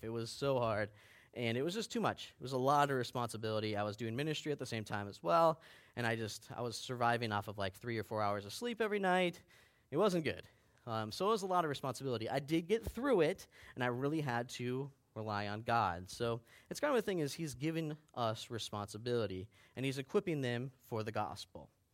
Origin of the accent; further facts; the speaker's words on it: Baxter, Minnesota, United States; I grew up in Baxter.